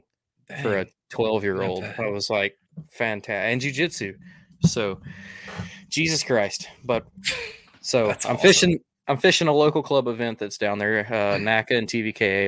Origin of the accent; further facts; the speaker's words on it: Alabama, United States; I'm from Alabama.